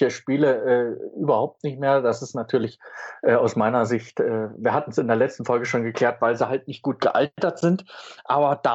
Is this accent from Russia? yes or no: no; East Germany, Germany; Als Ossi war man ja sowieso beeindruckt, was alles rübergeschwappt ist.